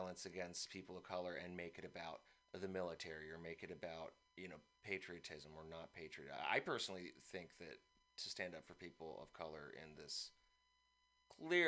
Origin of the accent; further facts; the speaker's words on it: San Francisco, California, United States; also born or lived in East Bay; I actually was born here. I now live in the East Bay, but I was born